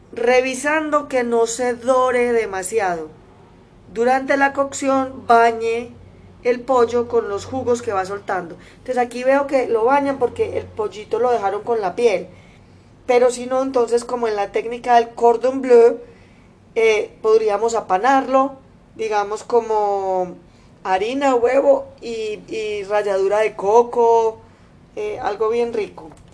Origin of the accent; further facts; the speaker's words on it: Antioquia, Colombia; mi tierra, Antioquia y el eje cafetero.